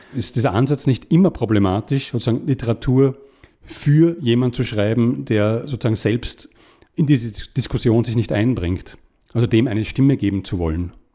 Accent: Vienna, Austria; ich bin in Wien aufgewachsen, im 20. Bezirk, das ist ein alter Arbeiterbezirk

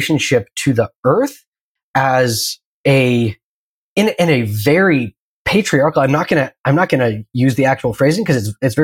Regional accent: Pacific Northwest, United States; I grew up in the Pacific Northwest, and primarily in the 90s

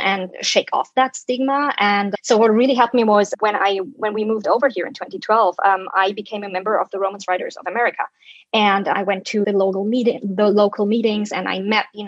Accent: Germany; first language German; English is a second language; moved away as an adult; now in United States; I'm a German citizen, native speaker, and We just moved to the US in 2012.

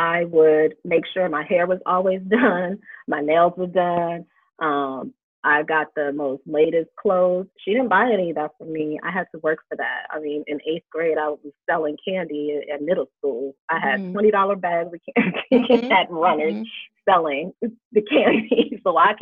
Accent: United States; we're living in America

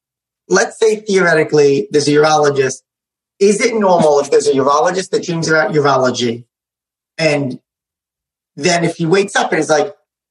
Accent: Sarasota, Florida, United States; I grew up in Sarasota, Florida. That was where I went as a kid.

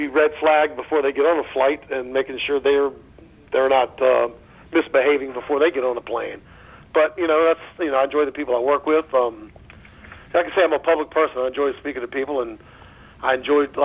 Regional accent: Virginia, United States; moved away as an adult; now in Florida, United States; I was from Virginia, and I moved to Florida to pursue the baseball thing

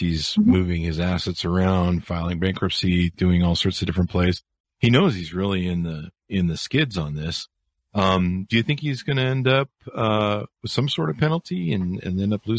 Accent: California, United States; And when I was a teenager up here in American Park, Utah, which is kind of backwoods, I grew up in California.

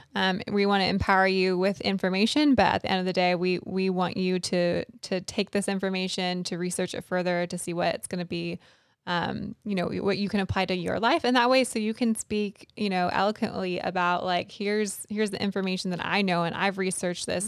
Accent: California, United States; moved away; I grew up out in California

